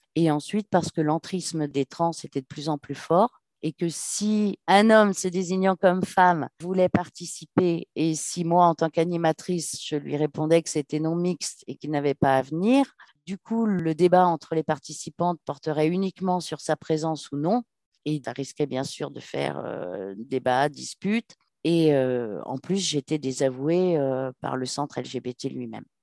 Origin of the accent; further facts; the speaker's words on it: Paris, Île-de-France, France; je suis parisienne